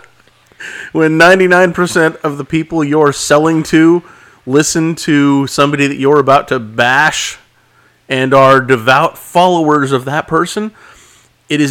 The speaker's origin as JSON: {"language": "English", "town": "Oildale", "region": "California", "country": "United States", "tie": "born or raised there", "also_born_or_lived": "Bakersfield", "said": "I grew up in Oildale"}